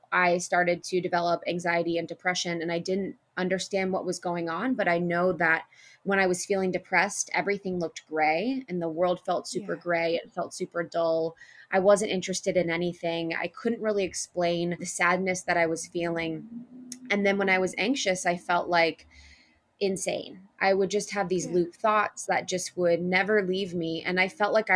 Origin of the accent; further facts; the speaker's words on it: Ohio, United States; now in Los Angeles, United States; I grew up in Ohio in a small town.